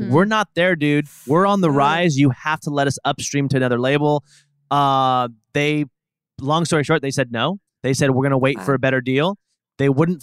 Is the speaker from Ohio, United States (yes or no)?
no; Portland, Oregon, United States; moved away as an adult; now in Los Angeles, United States; I'm from Portland, Oregon